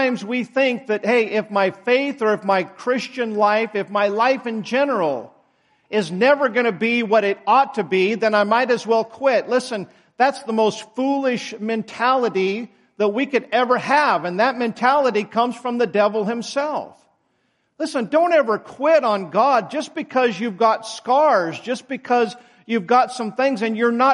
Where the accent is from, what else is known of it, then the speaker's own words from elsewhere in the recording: United States; I'm still proud to be an American